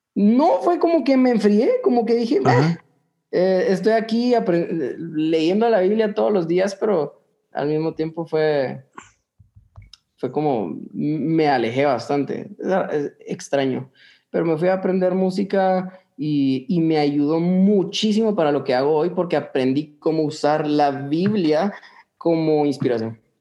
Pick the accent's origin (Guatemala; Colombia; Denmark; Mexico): Guatemala; nosotros guatemaltecos